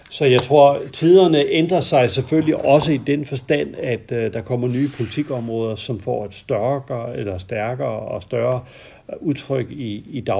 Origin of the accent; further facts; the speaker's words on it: Denmark; Det kan vi ikke få som danskere.